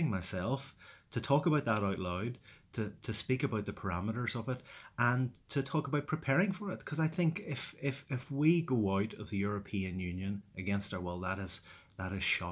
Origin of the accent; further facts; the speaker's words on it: Derry, Northern Ireland, United Kingdom; growing up in Derry in the 70s and 80s, you know, very much lived through the conflict